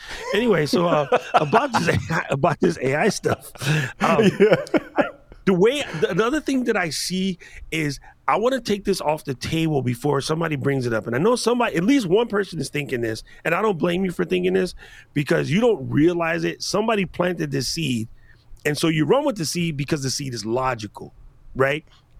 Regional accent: Chicago, Illinois, United States; I'm from Chicago. Why can't I pick both teams?

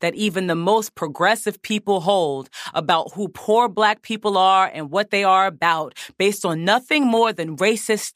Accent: East Orange, New Jersey, United States; places where I'm from in East Orange, New Jersey

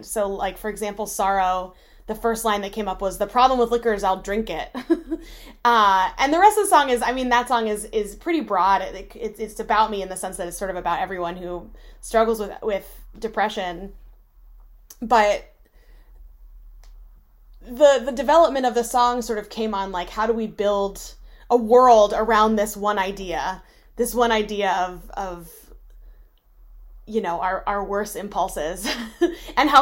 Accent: Shepherdstown, West Virginia, United States; moved away as an adult; also born or lived in Michigan; I was raised in West Virginia and I grew up around country music

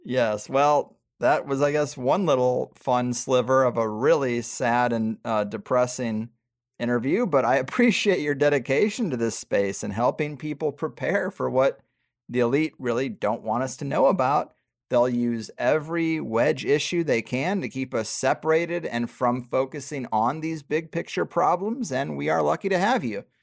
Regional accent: Missouri, United States; now in San Diego, United States; where I grew up in Missouri

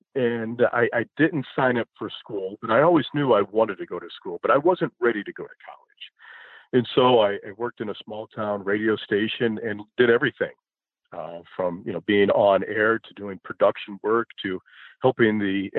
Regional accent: Chicago, Illinois, United States; I grew up in the Chicago area

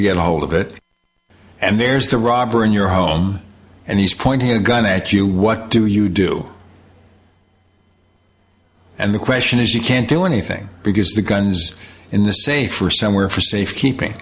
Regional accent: New York City, New York, United States; I was born in Brooklyn, New York

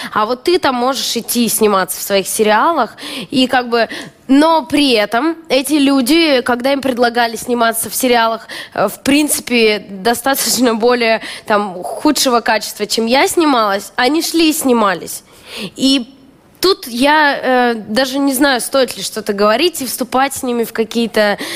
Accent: Omsk, Omsk Oblast, Russia; moved away as an adult; now in Moscow, Russia; Это абсолютно омская привычка. Там у меня двери не закрывались. Вот я помню, детство было, мы жили на первом этаже

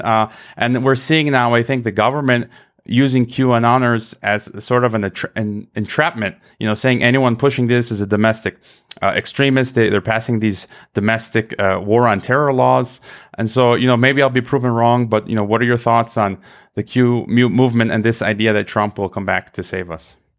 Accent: United States; I was born in America

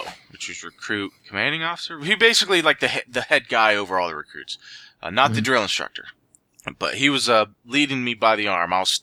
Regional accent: Central Ohio, United States; I was born and raised Central Ohio

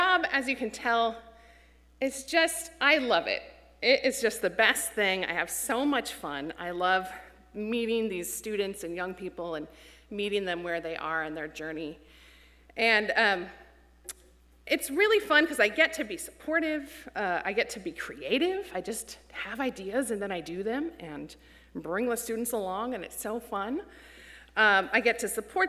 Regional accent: Enumclaw, Washington, United States; also born or lived in Federal Way, Washington / West Seattle, Washington; I'm from the area. I grew up in Enumclaw, Washington, so I've always lived in the Sound.

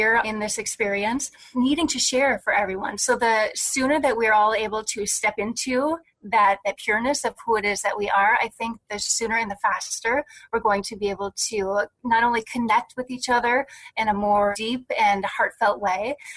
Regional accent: Wisconsin, United States; I was born in Wisconsin

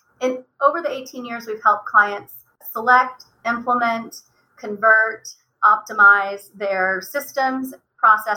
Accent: Oklahoma, United States; And I grew up in Oklahoma

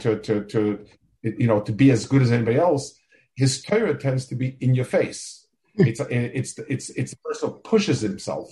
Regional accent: New York City, New York, United States; also born or lived in Jerusalem, Israel; now in Silver Spring, United States; I grew up in Lower East Side Manhattan

